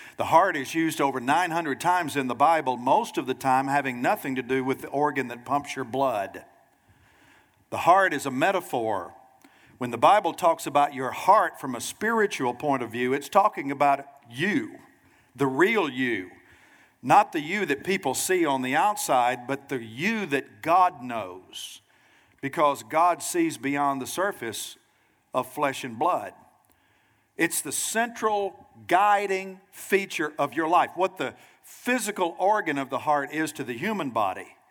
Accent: Nashville, Tennessee, United States; moved away as an adult; now in Pensacola, United States; Nashville, Tennessee is my hometown.

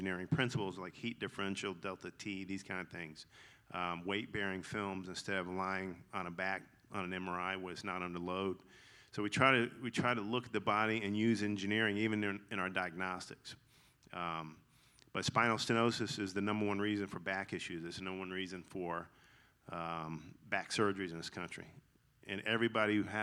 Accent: Augusta, Georgia, United States; accent: twang; I grew up in Augusta

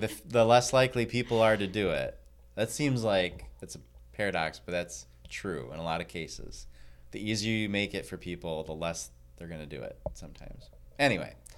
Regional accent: Michigan, United States; I am from Michigan.

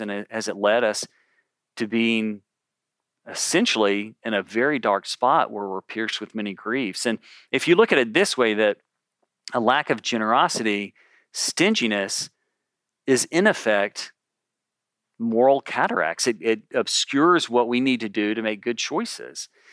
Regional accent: Memphis, Tennessee, United States; now in California, United States; I'm from Memphis

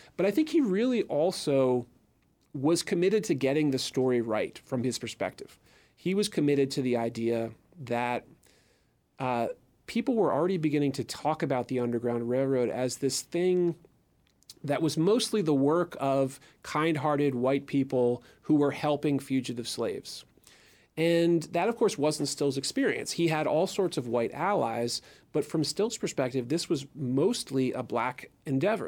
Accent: Philadelphia, Pennsylvania, United States; I'm a Philadelphian

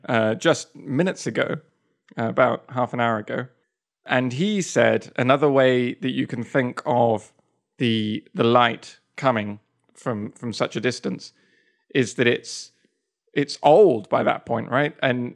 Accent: Spain; born there; Maybe it's a Spanish thing, because I was born in Spain as well.

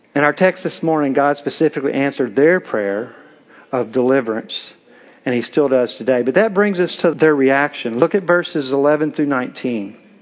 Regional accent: Kentucky, United States; I'm from Kentucky, and I get accused of being from Tennessee, but I'm from Kentucky. We get married young there

